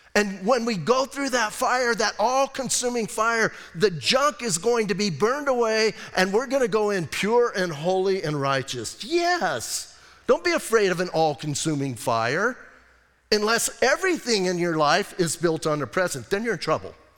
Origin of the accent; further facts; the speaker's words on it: Arizona, United States; I'm from Arizona